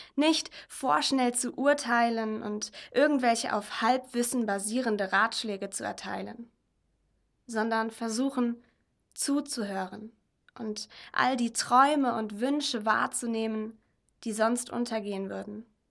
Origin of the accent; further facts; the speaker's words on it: Germany; Ich bin als Deutsche mit der Mentalität, wenn du an dich glaubst, kannst du alles werden, aufgewachsen